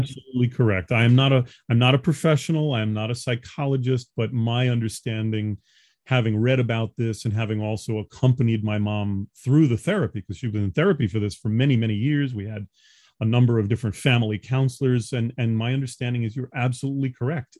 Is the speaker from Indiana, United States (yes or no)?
no; New York, United States; moved away; also born or lived in Los Angeles; I'm a New Yorker by birth.